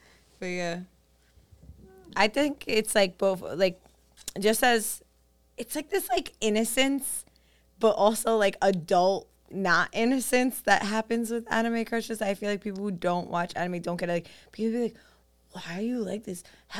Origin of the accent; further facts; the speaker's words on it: New York City, New York, United States; growing up on Staten Island, I was, like, one of the only Colombian people I knew.